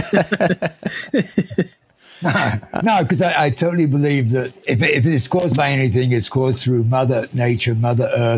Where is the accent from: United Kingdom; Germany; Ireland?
United Kingdom; Sheffield, Yorkshire and the Humber; moved away as an adult; also born or lived in London / Sydney; now in United States; I grew up in Sheffield in Yorkshire in England